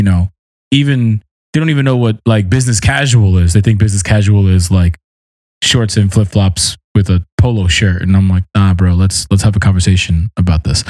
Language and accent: English; New York City, New York, United States; I was from Brooklyn.